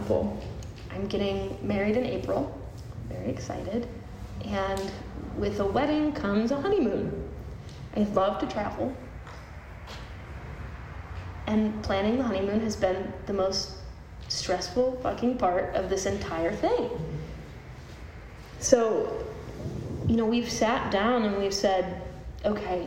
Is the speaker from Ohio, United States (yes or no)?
yes; Cleveland, Ohio, United States; moved away; Cleveland, which is my hometown